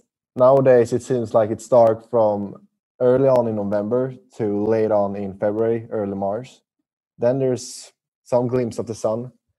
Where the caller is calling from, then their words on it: Sweden; I'm actually calling from Sweden.